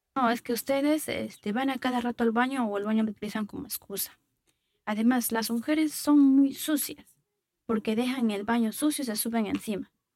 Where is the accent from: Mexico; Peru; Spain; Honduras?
Peru; Abancay, Apurímac; now in Ica, Peru; Yo vengo de originaria de Apurima, Abancay, de la Sierra Sur del Perú